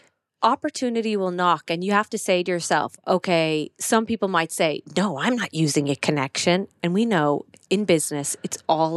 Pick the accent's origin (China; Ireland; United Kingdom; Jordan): Ireland; Listowel, Munster; So I'm fully Irish. I'm from Kerry. I'm from Listowel. I think I just put a Cork accent on there, but I'm from Kerry.